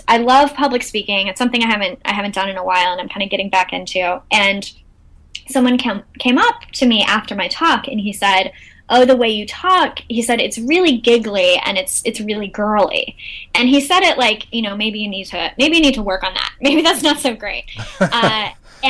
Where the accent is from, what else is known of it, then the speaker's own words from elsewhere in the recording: Texas, United States; moved away as an adult; also born or lived in London; I'm from Texas